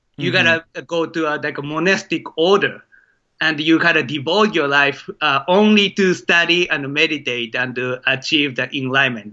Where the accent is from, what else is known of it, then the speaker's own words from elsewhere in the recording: Maebashi, Gunma, Japan; moved away as an adult; now in United States; it's called Maebashi, Maebashi City in Japan